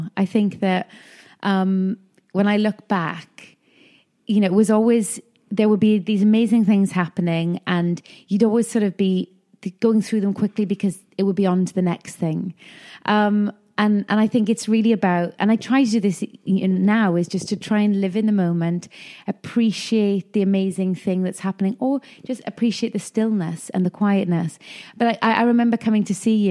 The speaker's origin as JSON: {"language": "English", "town": "Neath", "region": "Wales", "country": "United Kingdom", "tie": "born or raised there", "also_born_or_lived": "London", "moved": "as an adult", "said": "I grew up in South Wales in a town called Neath"}